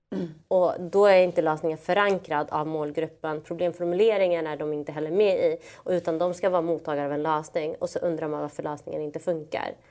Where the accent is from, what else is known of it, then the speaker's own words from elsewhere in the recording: Malmö, Skåne, Sweden; Jag är från Malmö, vi har kopplingar till Köpenhamn